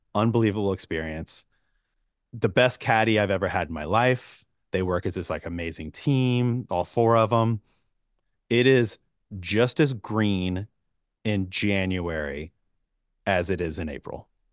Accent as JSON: {"language": "English", "region": "Georgia", "country": "United States", "tie": "born or raised there", "said": "I grew up in Georgia"}